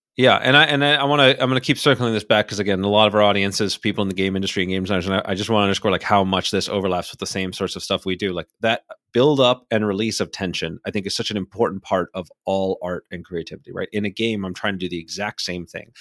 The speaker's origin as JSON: {"language": "English", "town": "Miami", "region": "Florida", "country": "United States", "tie": "born or raised there", "also_born_or_lived": "New Hampshire", "moved": "as an adult", "said": "I grew up in Miami"}